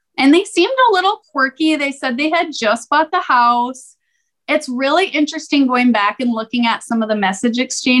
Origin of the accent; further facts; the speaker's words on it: United States; I'm American